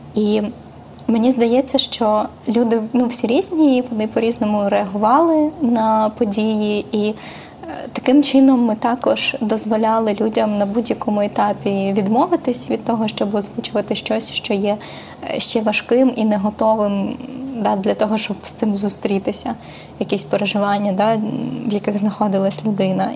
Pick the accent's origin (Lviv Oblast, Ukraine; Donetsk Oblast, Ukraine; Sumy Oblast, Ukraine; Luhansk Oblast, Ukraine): Donetsk Oblast, Ukraine; Mariupol; now in Kyiv, Ukraine; я з Маріуполя, бо моя сім'я з Маріуполя